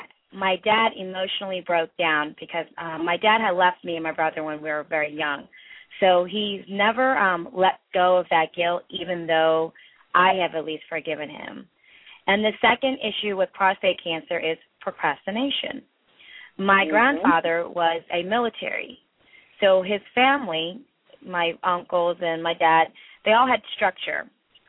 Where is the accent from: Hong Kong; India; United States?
India; I'm from India